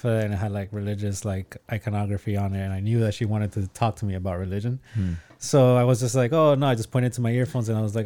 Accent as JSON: {"language": "English", "town": "Miami", "region": "Florida", "country": "United States", "tie": "born or raised there", "said": "I grew up in Little Havana"}